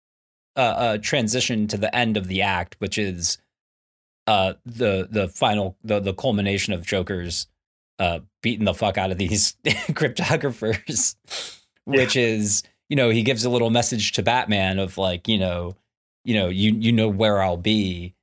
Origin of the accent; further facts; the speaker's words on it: Highland Park, Illinois, United States; I'm from Gotham Pines, like freaking like suburban Chicago, like Highland Park, you know, like from Illinois and like I didn't live in the city proper.